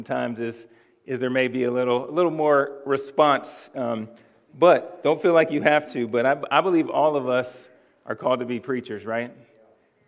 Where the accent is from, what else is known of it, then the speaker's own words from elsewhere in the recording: Cincinnati, Ohio, United States; I'm originally from Cincinnati